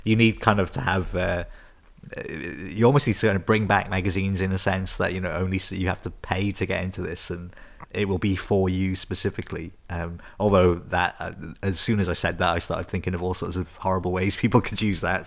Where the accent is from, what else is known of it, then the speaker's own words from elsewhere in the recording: Newport, Wales, United Kingdom; I grew up in Newport